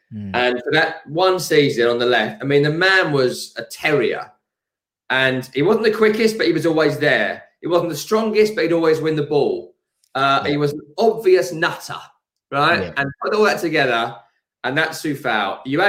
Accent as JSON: {"language": "English", "town": "Hornchurch", "region": "London", "country": "United Kingdom", "said": "I'm from Raynham, Hornchurch. I live in Rockford now, so I am the Hornchurch."}